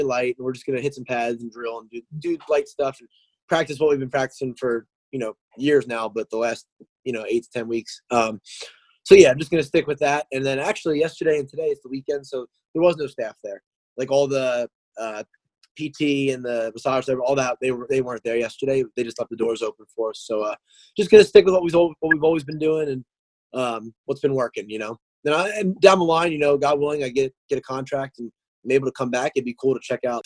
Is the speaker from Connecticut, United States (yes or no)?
no; New Jersey, United States; moved away as an adult; also born or lived in Myrtle Beach, South Carolina; now in Wilmington, United States; I'm from New Jersey originally. I lived there until I was about almost 19 years old.